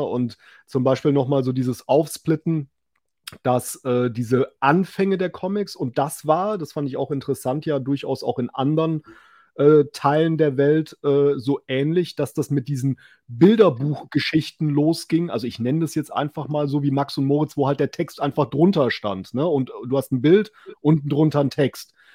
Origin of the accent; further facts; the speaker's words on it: West Germany, Germany; weil ich jetzt so als Wessi bin